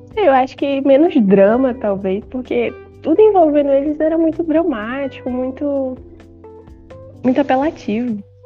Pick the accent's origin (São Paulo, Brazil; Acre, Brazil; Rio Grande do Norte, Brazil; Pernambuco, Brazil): Acre, Brazil; eu tenho 18, sou do Acre e sou escritora